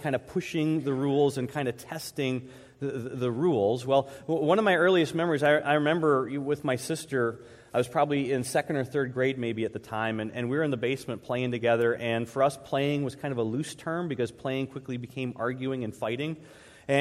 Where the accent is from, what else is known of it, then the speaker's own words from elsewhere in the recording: Troy, United States; I grew up here in Troy, actually in the neighborhood right behind the church